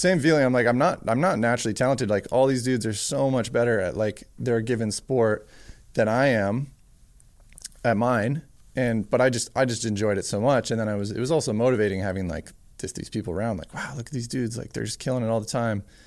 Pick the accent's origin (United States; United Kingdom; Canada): Canada; Whistler, BC, British Columbia; I grew up in Worcester, B C